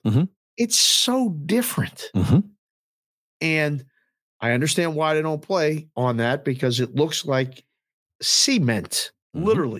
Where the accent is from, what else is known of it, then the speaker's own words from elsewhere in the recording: Pittsburgh, Pennsylvania, United States; growing up in Pittsburgh, every field we went to was different.